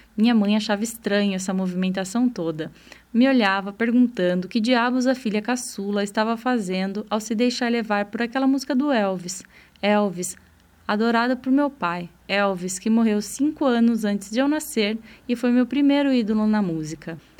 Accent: interior of São Paulo, Brazil; Anos 90, adolescente vivendo no interior de São Paulo

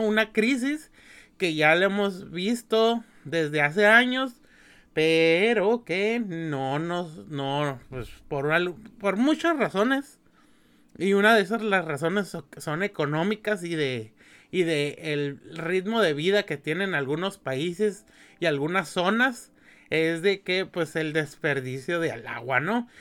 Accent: Mexicali, Baja California, Mexico; yo que soy de aquí de Mexicali

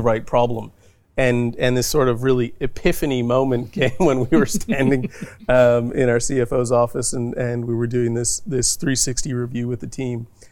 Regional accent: Thunder Bay, Ontario, Canada; moved away as an adult; now in Australia; where I grew up in Thunder Bay was a completely hockey mad mm. uh, city

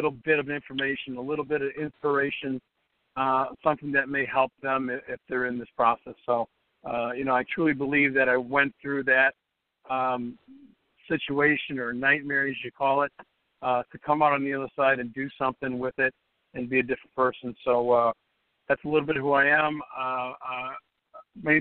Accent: Chicago, Illinois, United States; I was born and raised in Chicago. I still live in Chicago

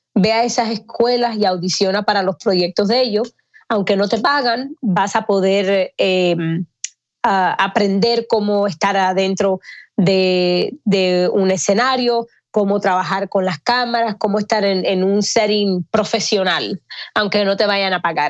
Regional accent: Miami, Florida, United States; moved away as an adult; also born or lived in Atlanta; now in Los Angeles, United States; Yo soy cubana, me crié en Miami

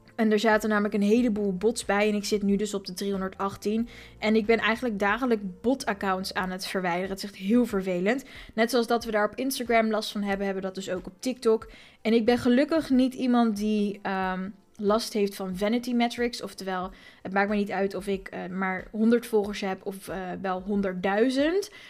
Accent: Voorburg, South Holland, Netherlands; ik kom uit Voorburg, mensen. Daar spreken we met de R en met twee woorden.

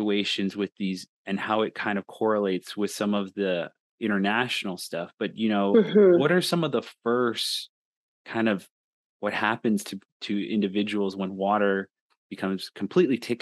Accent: Hopi Reservation, Arizona, United States; I grew up on the Hopi Reservation up north

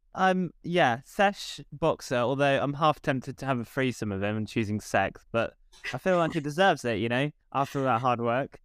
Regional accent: England, United Kingdom; we as English people

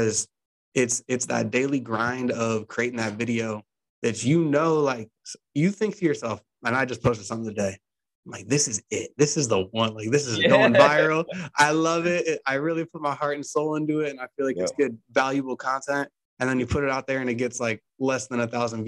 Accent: Ohio, United States; I'm from Ohio

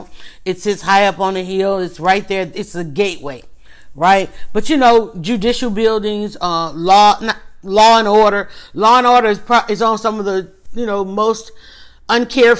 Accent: Atlanta, Georgia, United States; growing up, being from Atlanta, growing up in Atlanta

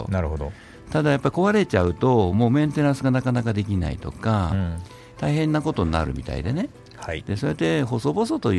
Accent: Joetsu, Niigata, Japan; moved away; also born or lived in Nagaoka, Niigata; 生まれ故郷の高田の町

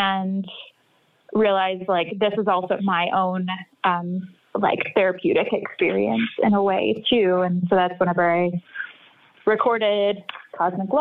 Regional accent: North Texas, United States; I grew up in North Texas

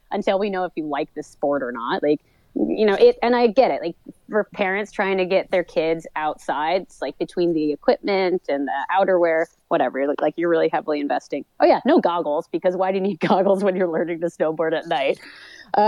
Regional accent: New York, United States; moved away as an adult; now in Canada; I grew up in New York State

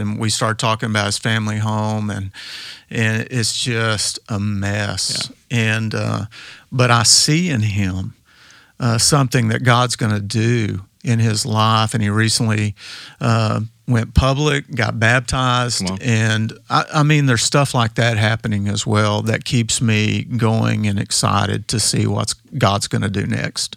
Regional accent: West Texas, United States; I grew up out in West Texas

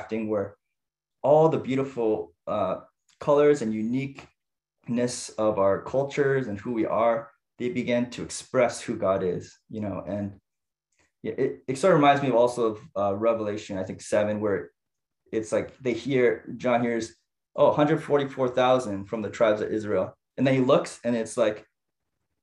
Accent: Niagara Falls, Ontario, Canada; so I grew up in Canada, and specifically in Niagara Falls, Ontario

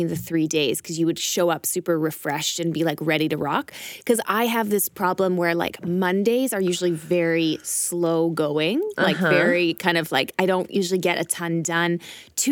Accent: Canada; moved away; also born or lived in Berlin; we're both Canadian.

